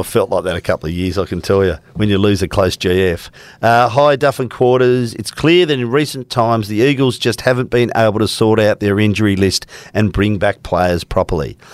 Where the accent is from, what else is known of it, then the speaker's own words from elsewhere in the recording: Melbourne, Victoria, Australia; now in Perth, Australia; I grew up in Melbourne, in the mud heaps of Melbourne, or outer east in Melbourne